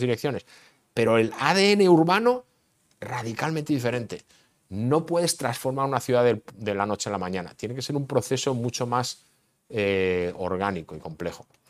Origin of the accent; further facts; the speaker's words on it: Barcelona, Catalonia, Spain; also born or lived in Madrid; now in Austin, United States; nací en Barcelona